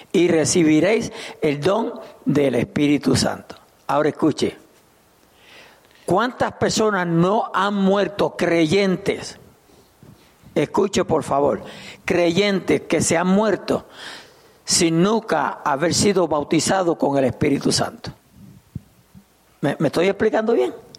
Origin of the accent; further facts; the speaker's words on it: Puerto Rico; now in Souderton, United States; Yo soy puertorriqueño